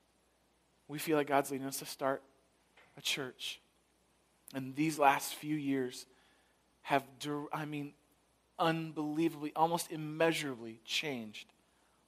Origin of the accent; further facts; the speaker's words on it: San Francisco, California, United States; now in Chicago, United States; I grew up in San Francisco